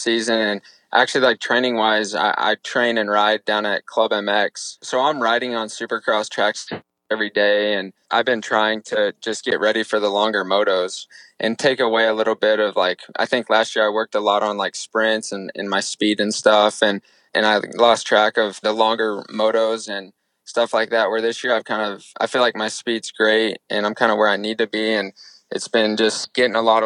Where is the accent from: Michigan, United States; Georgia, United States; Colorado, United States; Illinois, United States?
Illinois, United States; now in Charlotte, United States; I'm from Illinois